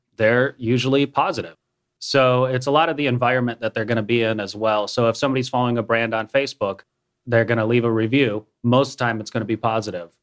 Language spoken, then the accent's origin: English; Minnesota, United States; moved away as an adult; also born or lived in Florida / Nebraska / San Diego, California / Tennessee; now in Cookeville, United States; I was born in Florida, grew up in Minnesota, spent a year in Nebraska.